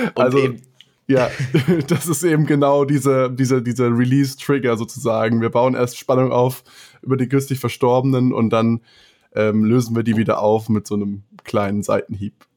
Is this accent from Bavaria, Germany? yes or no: yes; Munich area, Bavaria, Germany; wir sind ja aus dem Münchner Raum